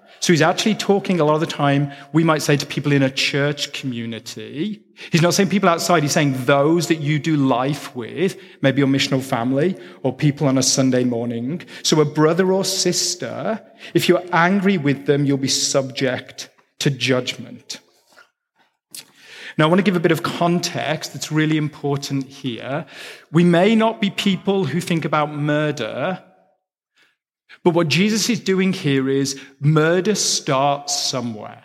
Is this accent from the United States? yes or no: no; England, United Kingdom; I'm English